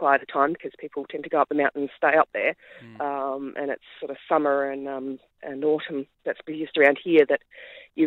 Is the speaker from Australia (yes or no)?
yes; South Australia, Australia; accent: South Australian; moved away as an adult; also born or lived in Great Western, Victoria / Alpine Valleys, Victoria; now in Victoria, Australia; I'm South Australian originally